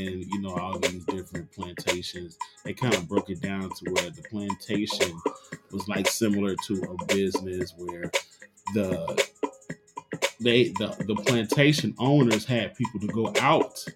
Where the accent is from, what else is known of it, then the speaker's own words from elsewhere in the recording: Mississippi, United States; I grew up in Mississippi